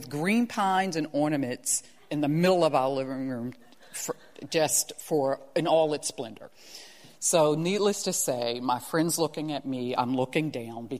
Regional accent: Baltimore, Maryland, United States; I was a freshman in high school at the time, and because I'm from Baltimore, you got to rep your high school. I was at Paul Lawrence Dunbar High School.

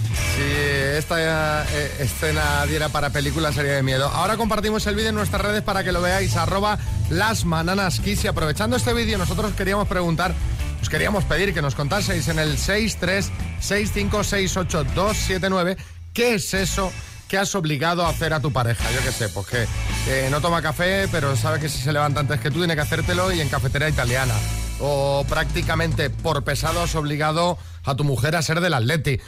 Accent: Colombia; now in Andalusia, Spain; soy colombiano y, nosotros comemos arroz blanco todos los días

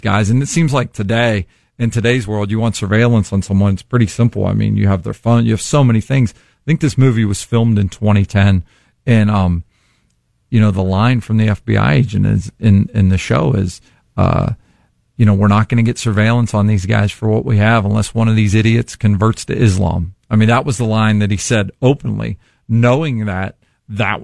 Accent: East Liverpool, Ohio, United States; moved away; I lived in East Liverpool at the time

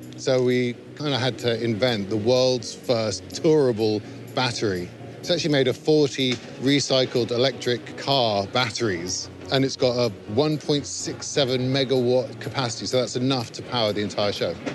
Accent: Adelaide, South Australia, Australia; my hometown of Adelaide

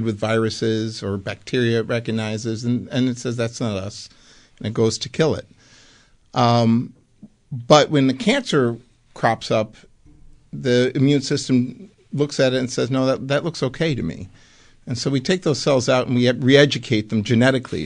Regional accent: Buffalo, New York, United States; moved away as an adult; also born or lived in Amsterdam, Netherlands; I actually grew up in Buffalo

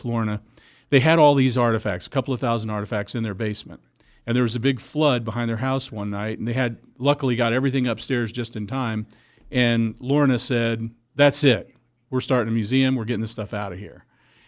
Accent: Illinois, United States; now in Wichita, United States; I'm from St. Louis area.

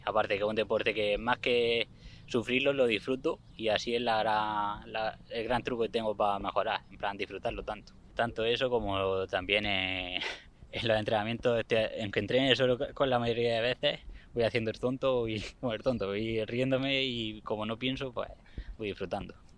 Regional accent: Fuente Álamo, Region of Murcia, Spain; Empecé aquí a correr en Fuente Amo y en las cuadras de Río, que es mi pueblo donde vivo. Y de aquí no me voy

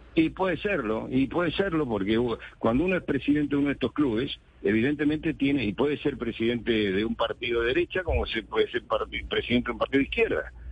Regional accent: Argentina

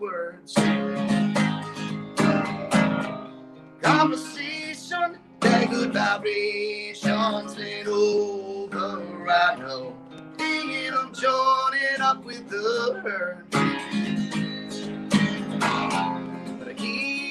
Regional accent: Doylestown, Pennsylvania, United States; also born or lived in Perkasie, Pennsylvania; I'm from Doylestown originally

